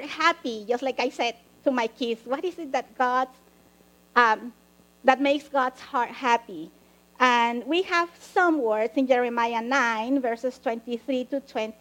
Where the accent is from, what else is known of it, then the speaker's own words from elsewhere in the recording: Mexico; now in United States; I grew up in Mexico